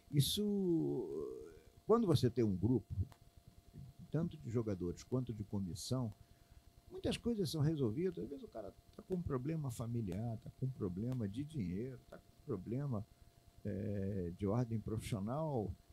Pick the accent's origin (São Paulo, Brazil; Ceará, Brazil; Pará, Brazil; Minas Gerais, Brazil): Pará, Brazil; eu vim do Pará, é, a minha emoção muito grande ele ver. Eu digo, legal não, porque eu no Pará eu tinha é é, é, é, dificuldade, eu morava, tinha que andar um pouco longe para poder ter uma televisão boa.